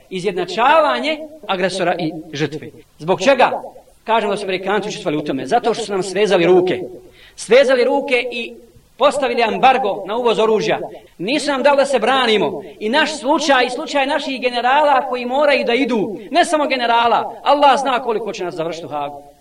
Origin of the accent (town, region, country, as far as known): Bosnia & Herzegovina